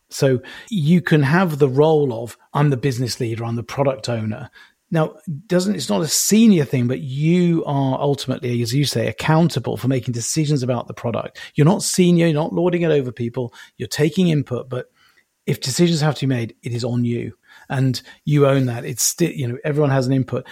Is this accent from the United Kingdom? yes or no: yes; United Kingdom; being British